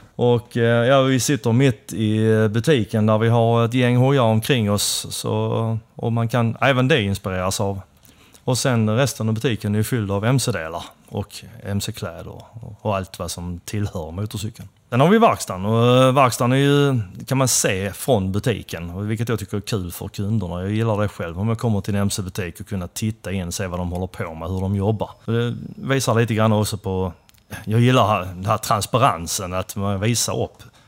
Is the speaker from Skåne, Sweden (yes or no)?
yes; Helsingborg, Skåne, Sweden; första adressen, men det är ju mitt inne i stan i alla fall, Helsingborg. tillhör väl Gustav Adolfs församling där. Så Sen blev det väl uppväxten var väl mer eller mindre Sofieberg